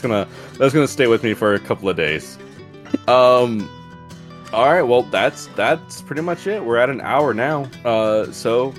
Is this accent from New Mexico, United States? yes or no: no; Dora, Alabama, United States; accent: country; moved away; also born or lived in Birmingham, Alabama / New Orleans, Louisiana; I was raised up in Bagley and Bagley, Dora, around that area, Dora, Alabama. That's pretty much where I grew up at.